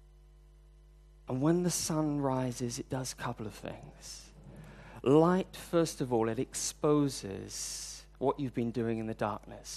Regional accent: United Kingdom; now in Hong Kong; I'm British

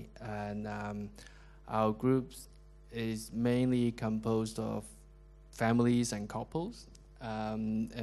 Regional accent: Hong Kong; moved away as an adult; also born or lived in London; So I was from Hong Kong, but then we met in London. We worked in London for quite a long time

